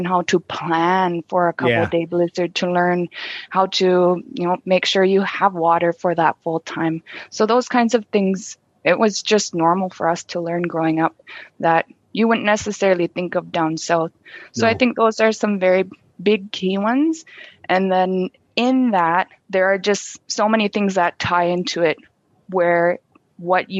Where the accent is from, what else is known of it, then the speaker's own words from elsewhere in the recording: Baker Lake, Nunavut, Canada; I didn't have a pharmacy in my hometown growing up until recently